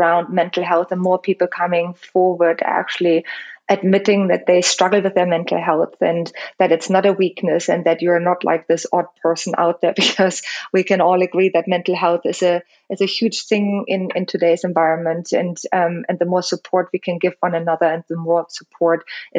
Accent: Germany; English is a second language; moved away as an adult; also born or lived in Los Angeles, United States; now in London, United Kingdom; I'm also like German. So English is my second language.

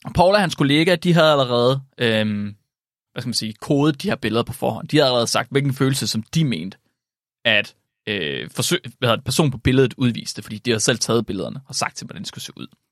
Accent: West Jutlander, Denmark; som vestjyde

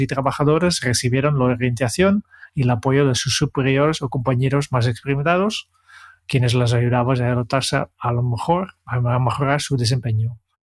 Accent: Netherlands; now in Spain; yo, vengo de Holanda

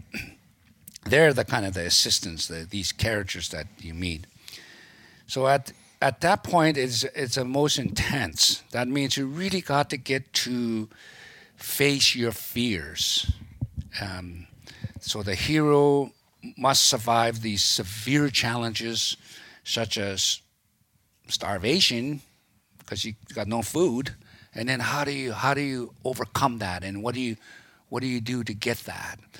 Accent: Rose Prairie, British Columbia, Canada; I grew up around Peterson Crossing in Rose Prairie by Doig, River First Nations area there

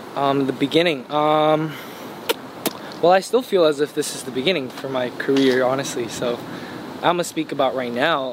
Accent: United States; I was born in America

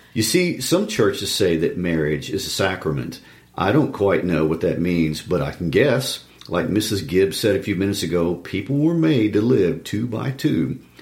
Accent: Lawson, Missouri, United States; my hometown in Lawson

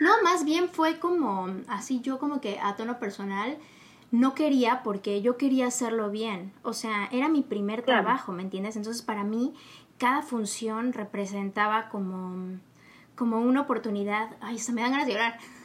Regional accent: Mexico

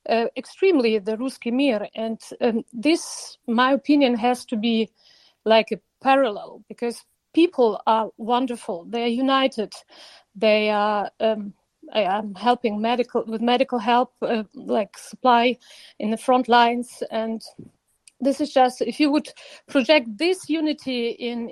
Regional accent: Ukraine; now in Munich, Germany; I'm like originally from Ukraine

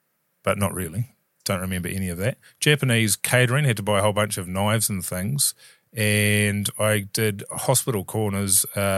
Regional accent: Levin, Manawatū-Whanganui, New Zealand; I'm from Levin. Very small.

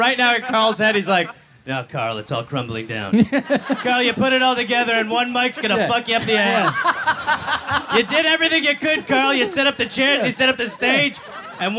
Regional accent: Scotland, United Kingdom; I come from the United Kingdom. A small island called Scotland.

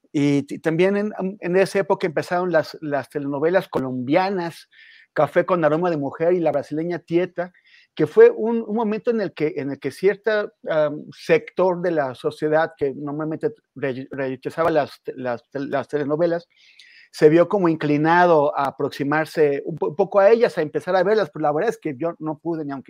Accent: Mexico

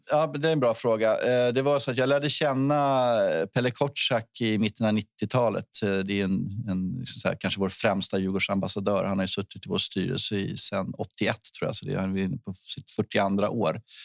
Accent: Stockholm, Stockholm County, Sweden; jag är söderkille faktiskt från början

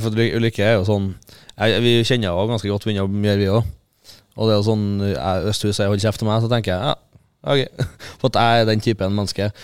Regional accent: Fosen, Trøndelag, Norway; fra Fosen, og morsan er fra Innherred

